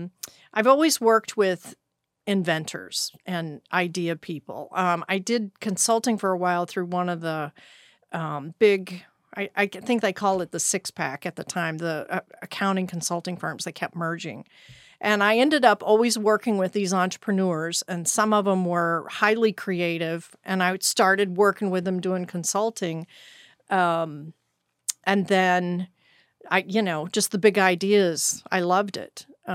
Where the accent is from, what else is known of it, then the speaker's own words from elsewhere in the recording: Texas, United States; I'm OG Texan.